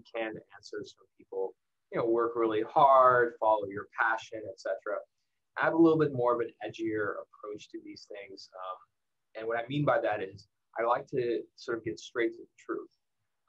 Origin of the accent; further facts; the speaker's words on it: El Paso, Texas, United States; I grew up in El Paso, Texas.